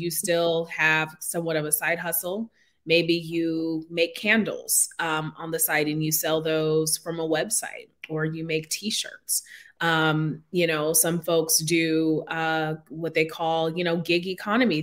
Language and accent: English; Seattle, Washington, United States; I grew up in Seattle, Washington